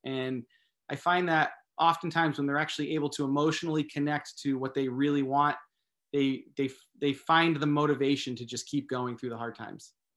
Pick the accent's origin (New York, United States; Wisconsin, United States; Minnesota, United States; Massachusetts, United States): Massachusetts, United States; now in California, United States; I grew up in Massachusetts, actually. I live in California now